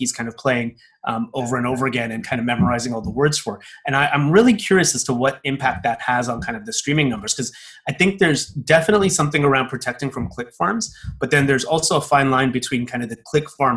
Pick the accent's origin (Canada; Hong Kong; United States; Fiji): Canada; Toronto, Ontario; moved away; From my hometown, for example, in Toronto